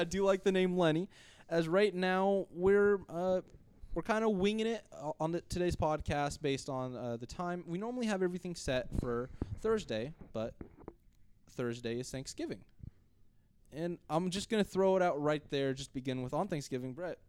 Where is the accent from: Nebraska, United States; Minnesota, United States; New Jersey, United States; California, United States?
California, United States; moved away; I'm from California and I moved out here, so there's a lot of Raider fans where I was.